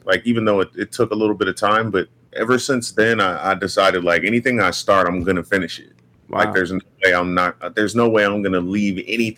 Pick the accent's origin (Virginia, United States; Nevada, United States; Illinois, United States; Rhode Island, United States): Nevada, United States; Las Vegas; Bro, it was chill as fuck, bro. I've never had a place in the hood. I'm from the suburbs.